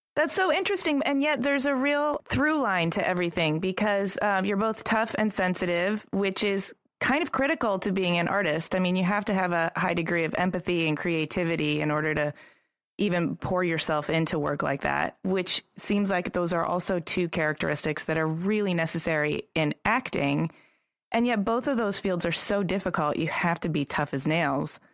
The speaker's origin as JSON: {"language": "English", "town": "Ypsilanti", "region": "Michigan", "country": "United States", "tie": "born or raised there", "said": "grew up in Ypsilanti"}